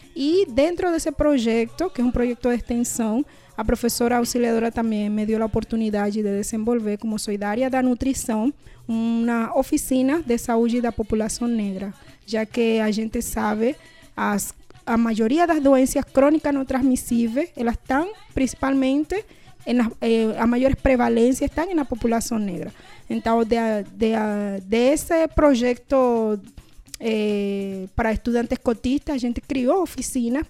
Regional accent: Panama; Portuguese is a second language; moved away as an adult; now in Brazil; sou de Panamá e cheguei a Brasil para fazer mestrado

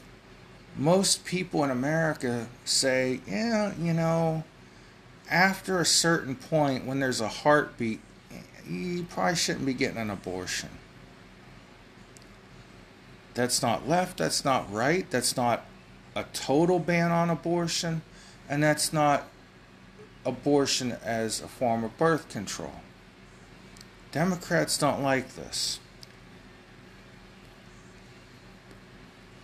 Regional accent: United States; Now, I'm an American.

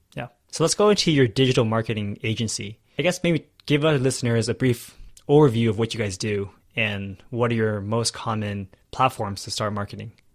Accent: California, United States; now in Texas, United States; I was from California, now I moved to Texas

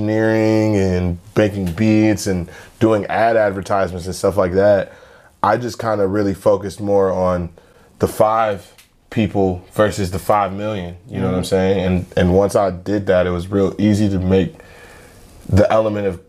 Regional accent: Willoughby, Ohio, United States; also born or lived in South Euclid, Ohio / Cleveland Heights, Ohio; I was born and raised in Willoughby

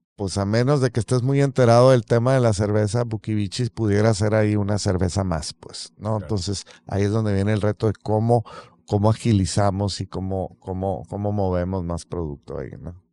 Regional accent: Mexico; mexicanos que sabemos hacer muy buena cerveza

